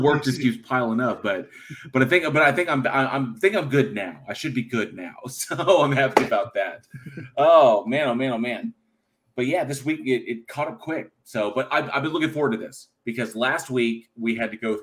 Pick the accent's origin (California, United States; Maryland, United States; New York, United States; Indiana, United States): California, United States; moved away; also born or lived in Texas; born and raised California, living in Texas